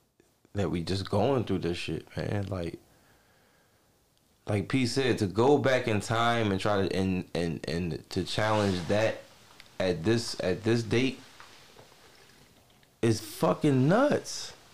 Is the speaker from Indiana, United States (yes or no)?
no; New York, United States; Like, I'm from New York, nigga.